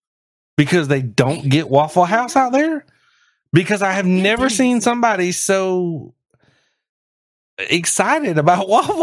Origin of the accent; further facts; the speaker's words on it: Odessa, Texas, United States; I've been to Odessa. I was raised in Odessa.